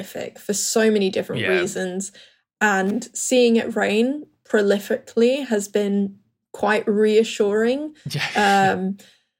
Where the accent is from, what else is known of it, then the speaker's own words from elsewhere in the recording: Hong Kong; now in Bristol, United Kingdom; growing up in Hong Kong